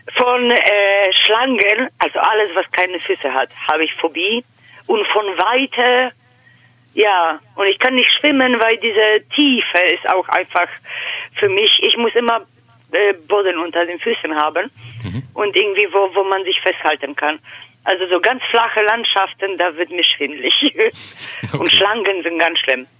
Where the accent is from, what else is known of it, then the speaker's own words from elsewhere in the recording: Poland; first language Polish; German is a second language; moved away as an adult; also born or lived in Germany; now in Hannover, Germany; ich komme äh, gebürtig aus Polen. Ich lebe seit 14 Jahren hier in Deutschland.